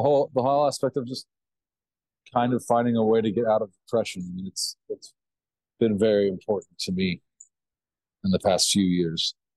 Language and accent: English; Kentucky, United States; where I was raised was a little town, Kentucky